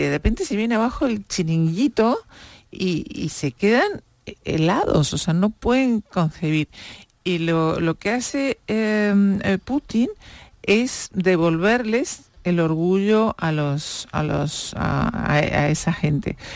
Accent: Uruguay; now in Spain; yo vengo un país diminuto, en Uruguay somos cuatro millones de habitantes

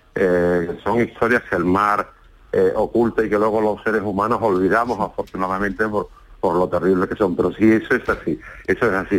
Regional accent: Málaga, Andalusia, Spain; now in Antequera, Spain; Yo soy malagueño aunque vivo en Antequera

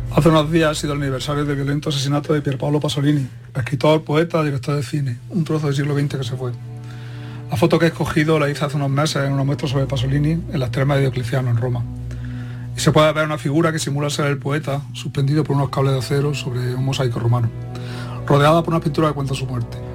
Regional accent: Pozoblanco, Andalusia, Spain; yo soy de Pozo Blanco

